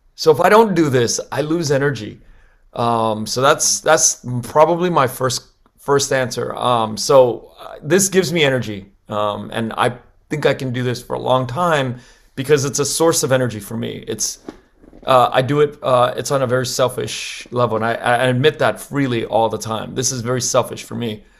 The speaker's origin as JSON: {"language": "English", "town": "Los Angeles", "region": "California", "country": "United States", "tie": "born or raised there", "said": "I grew up in Koreatown here in L"}